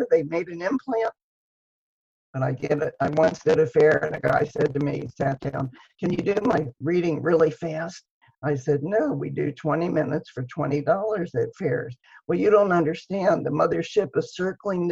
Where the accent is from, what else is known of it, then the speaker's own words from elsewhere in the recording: Dayton, Ohio, United States; I'm from Dayton, Ohio